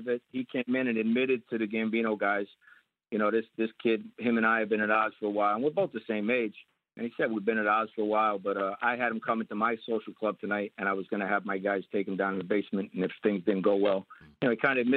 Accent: Bayonne, New Jersey, United States; I'm a Bergen Point kid

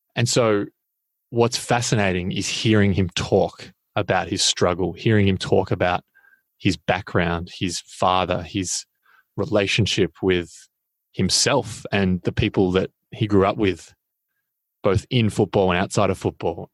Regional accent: Australia; I'm an Australian

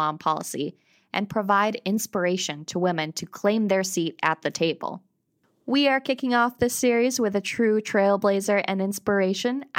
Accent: Central New York, United States; now in Vermont, United States; when I was growing up in Central New York

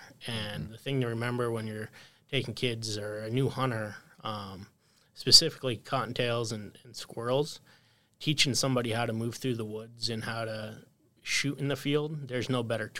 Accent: Pennsylvania, United States; now in North Dakota, United States; I grew up in Pennsylvania

